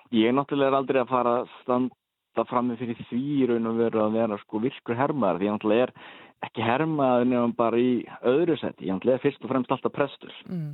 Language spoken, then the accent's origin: Icelandic; Akureyri, Northeastern Region, Iceland; moved away as an adult; now in Norway; ég er nú frá Akureyri